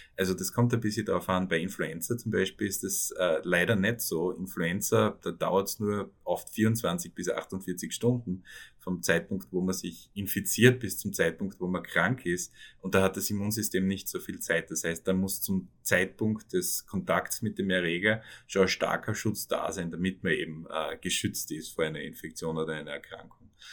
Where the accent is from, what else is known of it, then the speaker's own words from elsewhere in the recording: on the Carinthian border, Styria, Austria; moved away as an adult; also born or lived in Köflach / Vienna; now in New York, United States; Ich bin auch Steirer, ich bin auf der Backe aufgewachsen, also an der Kärntner Grenze eigentlich, hart an der Grenze